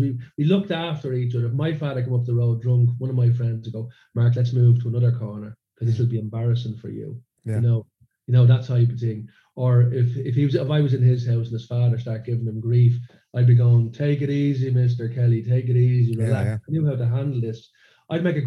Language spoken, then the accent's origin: English; Dublin, Leinster, Ireland; now in Sweden; growing up in a suburb of Dublin.